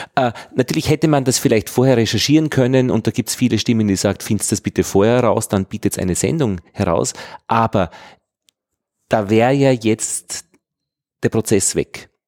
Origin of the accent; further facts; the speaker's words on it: Austria; als Österreicher